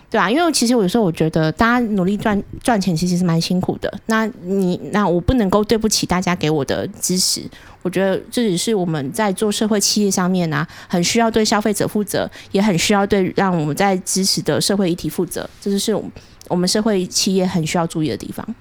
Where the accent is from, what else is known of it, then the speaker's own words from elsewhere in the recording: Taichung, Taiwan; accent: Taichung accent; 你们会真的觉得我有台中腔吗